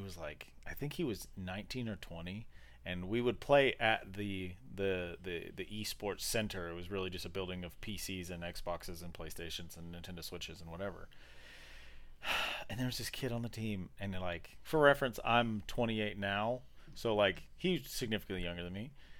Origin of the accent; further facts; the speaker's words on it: Nebraska, United States; now in Arkansas, United States; Yeah, I grew up in Podunk Town, Nebraska, so like my early beginnings were, I knew nothing. I knew no one, and I did nothing because my town was tiny.